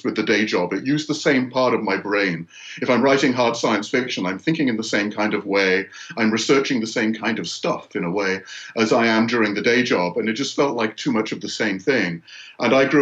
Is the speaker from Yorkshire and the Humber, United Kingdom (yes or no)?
yes; north of England, Yorkshire and the Humber, United Kingdom; moved away as an adult; now in United States; I grew up in the north of England in a pretty depressed area of Yorkshire